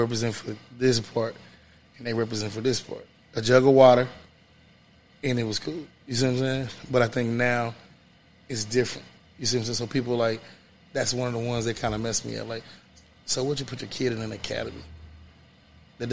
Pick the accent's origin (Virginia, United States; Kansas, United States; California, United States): Kansas, United States; Kansas City; I'm originally from Wyandotte County. When I grew up off 1131 Wood